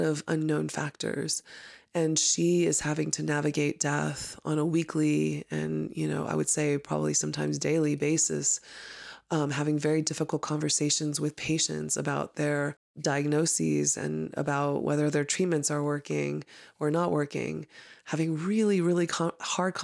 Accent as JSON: {"language": "English", "town": "Houston", "region": "Texas", "country": "United States", "tie": "born or raised there", "said": "I grew up with in Houston"}